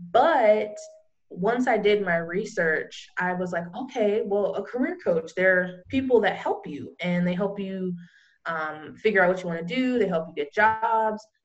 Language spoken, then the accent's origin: English; California, United States; now in Florida, United States; I came, I live in Florida now, and I came here from California.